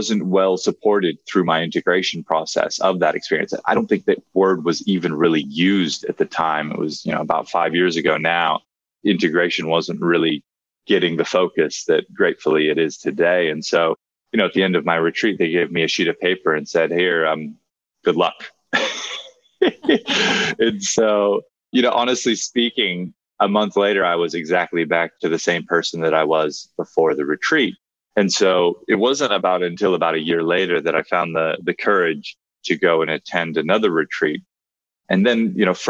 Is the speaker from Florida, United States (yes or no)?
no; Hawaii, United States; I grew up in Hawaii